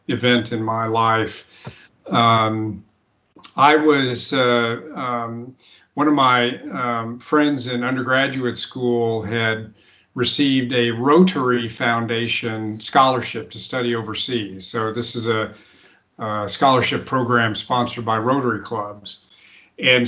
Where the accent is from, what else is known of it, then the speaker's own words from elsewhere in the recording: United States; I was the only American.